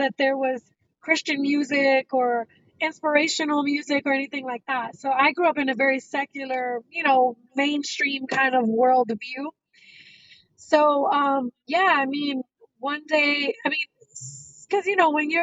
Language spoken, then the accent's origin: English; New York City, New York, United States; Born and raised in Brooklyn, New York, Puerto Rican descent